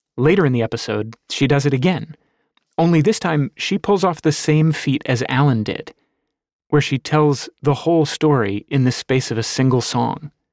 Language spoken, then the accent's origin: English; United States; Washington, D.C., just a few miles down the road from my hometown